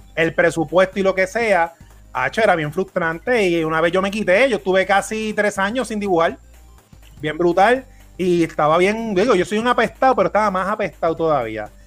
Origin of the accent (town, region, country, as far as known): Puerto Rico